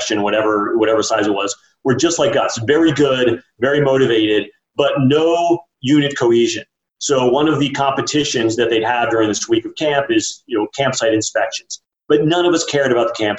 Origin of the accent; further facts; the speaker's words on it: Florida, United States; I grew up in Florida